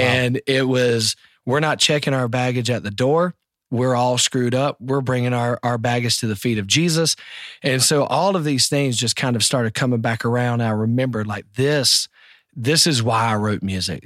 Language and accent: English; South Carolina, United States; I'm from South Carolina